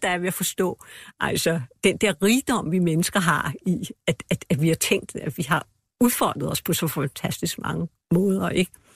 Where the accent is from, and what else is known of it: Denmark